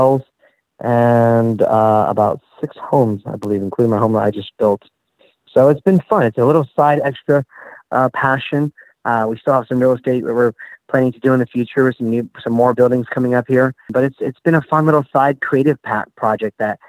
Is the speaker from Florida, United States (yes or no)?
yes; Orlando, Florida, United States; growing up in Orlando